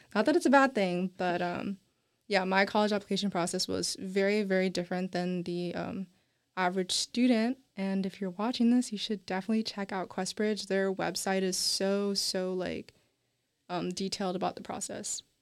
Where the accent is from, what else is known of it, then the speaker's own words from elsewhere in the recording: Nashville, Tennessee, United States; first language English; I'm from Nashville, Tennessee